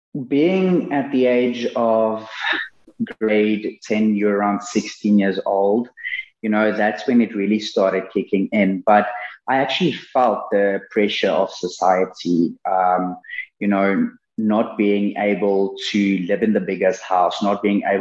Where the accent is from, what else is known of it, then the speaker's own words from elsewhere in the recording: Mpumalanga, South Africa; I was born and raised, like you said, in Mpumalan